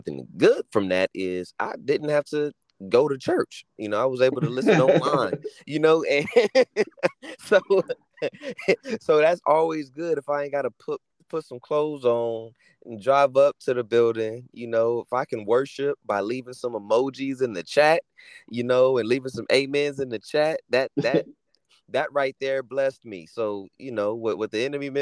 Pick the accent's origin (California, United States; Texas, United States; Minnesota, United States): California, United States; Los Angeles; born and raised in Southern California, Los Angeles, California, to be specific